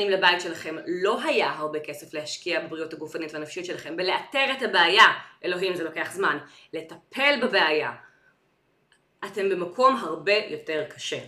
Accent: Ramat Gan, Tel Aviv District, Israel; אני גדלתי ברמת חן

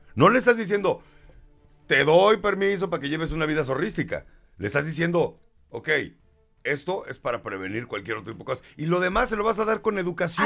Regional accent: Mexico; somos mexicanos

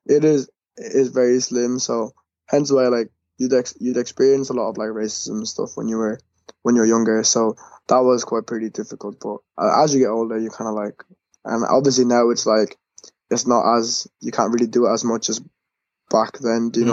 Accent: Ireland; also born or lived in Kuwait; I was born in Kuwait, and I moved to Ireland like in 2004, so around when I was like 5

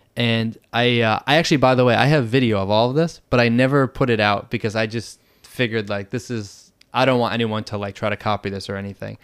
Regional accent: Boston, Massachusetts, United States; moved away as an adult; now in Bangkok, Thailand; I'm originally from Boston, Massachusetts

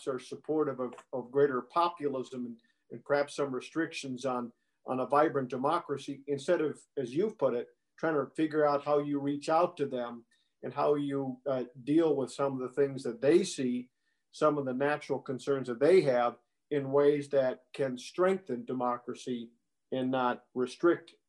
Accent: Wisconsin, United States; my home state of Wisconsin

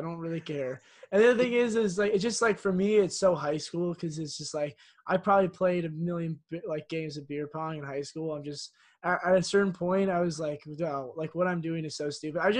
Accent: California, United States; I'm also from California

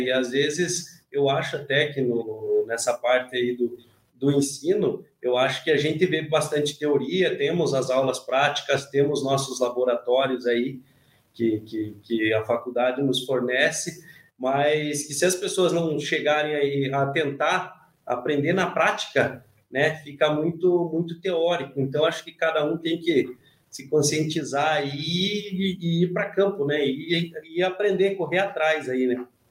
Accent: Almirante Tamandaré, Paraná, Brazil; also born or lived in Curitiba; Eu agora estou em Curitiba, mas eu sou da região de Almirante Tamandaré.

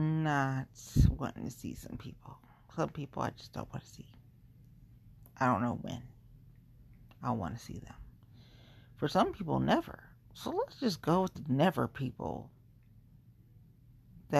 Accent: Cincinnati, Ohio, United States; moved away; I grew up in Cincinnati

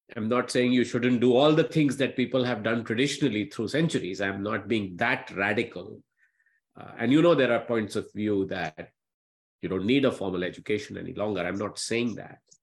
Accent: Patna, Bihar, India; I'm still the boy from the small town. Uh, I grew up in Patna

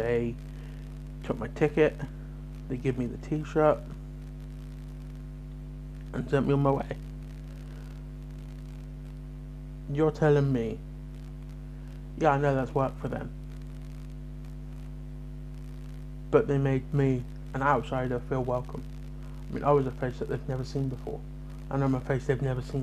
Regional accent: Bridgwater, South West England, United Kingdom; I'm from Bridgewater

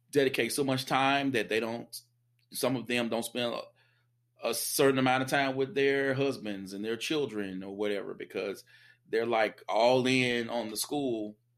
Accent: the South, United States; I'm a Southerner

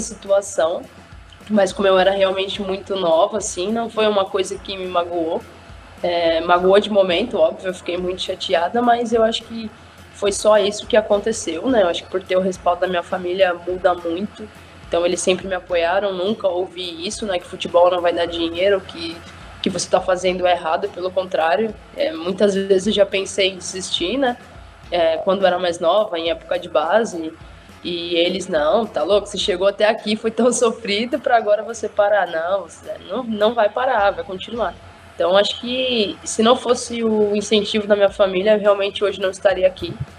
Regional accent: São Bernardo do Campo, São Paulo, Brazil; Em São Bernardo do Campo, que é a minha cidade

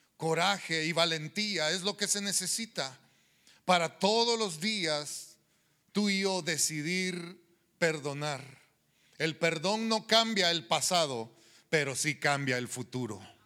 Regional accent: El Salvador; moved away; allá en la tierra donde yo crecí, en El Salvador

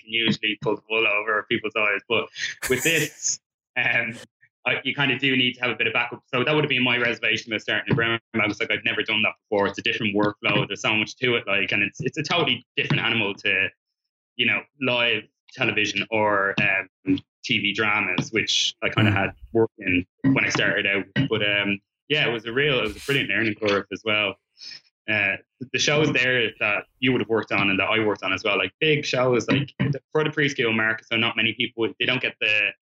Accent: Dublin, Leinster, Ireland; moved away as an adult; now in United Kingdom; I was from Dublin working there

